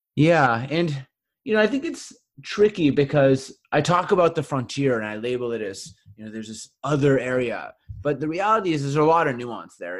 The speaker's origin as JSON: {"language": "English", "town": "Winnipeg", "region": "Manitoba", "country": "Canada", "tie": "born or raised there", "said": "my hometown of Winnipeg"}